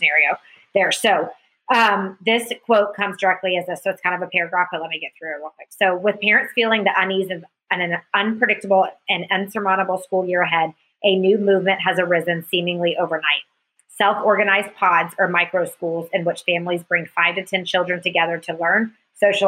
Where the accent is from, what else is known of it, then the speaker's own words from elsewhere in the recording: Alpharetta, Georgia, United States; where I was raised in Alpharetta